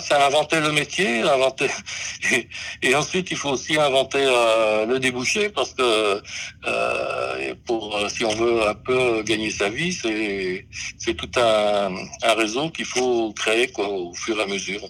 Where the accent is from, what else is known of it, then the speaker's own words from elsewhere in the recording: Brest, Brittany, France; je suis né à Brest